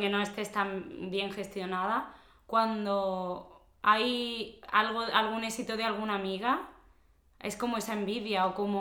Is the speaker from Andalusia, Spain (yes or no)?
yes; Córdoba, Andalusia, Spain; moved away as an adult; also born or lived in Basque Country; now in Alicante, Spain; yo que soy de Córdoba, de Andalucía, y sí es verdad que como que somos más abiertos